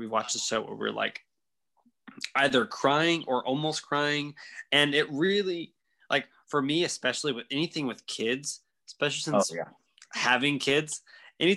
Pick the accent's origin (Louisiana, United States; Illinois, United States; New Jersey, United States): Louisiana, United States; growing up in Louisiana